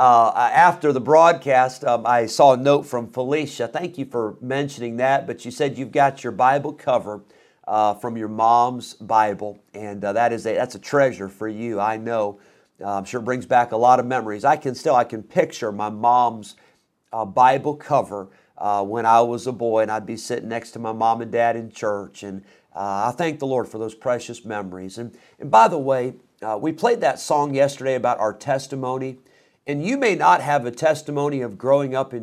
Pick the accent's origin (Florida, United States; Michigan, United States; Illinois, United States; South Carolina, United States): Illinois, United States; Rockford; also born or lived in Geneseo, Illinois; I grew up in Rockford